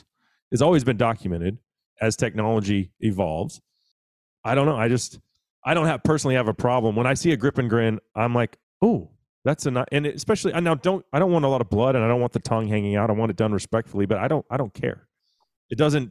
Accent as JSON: {"language": "English", "region": "Texas", "country": "United States", "said": "I'm just a Texan"}